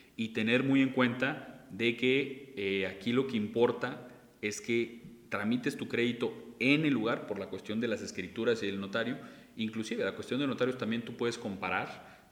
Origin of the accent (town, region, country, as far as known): Mexico